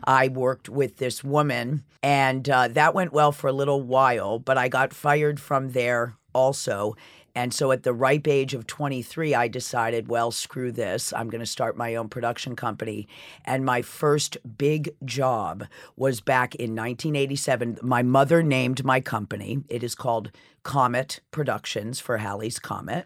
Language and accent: English; Sherborn, Massachusetts, United States; also born or lived in Cleveland, Ohio; now in New York City, United States; I was raised in Sherburne, Massachusetts